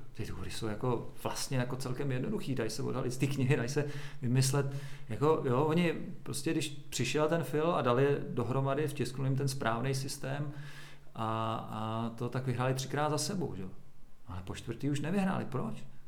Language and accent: Czech; Doksy, Liberec Region, Czechia; also born or lived in Česká Lípa; v Doxe, kde já jsem vyrůstal u Máchové zera